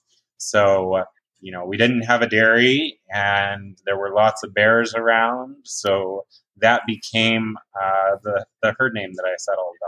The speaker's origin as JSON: {"language": "English", "region": "Virginia", "country": "United States", "tie": "born or raised there", "moved": "as an adult", "lives_now": "California, United States", "said": "Some of you may know me from when I was growing up in 4-H on the East Coast. I grew up in Virginia"}